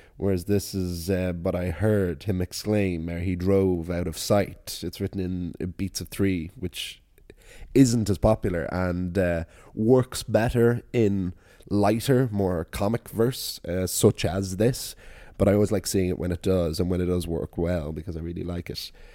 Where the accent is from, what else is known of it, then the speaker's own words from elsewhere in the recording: Wicklow, Leinster, Ireland; It was the Danish Vikings that found it. that founded my hometown